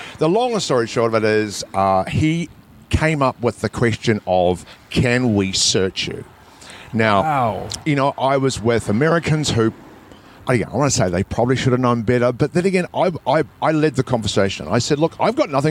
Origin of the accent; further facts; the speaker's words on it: New Zealand; I'm from New Zealand.